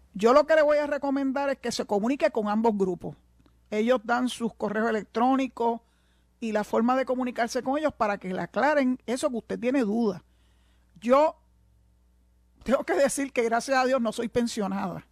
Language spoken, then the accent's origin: Spanish; Puerto Rico; yo soy puertorriqueña